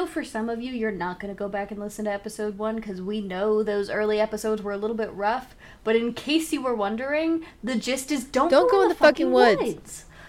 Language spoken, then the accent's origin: English; Wisconsin, United States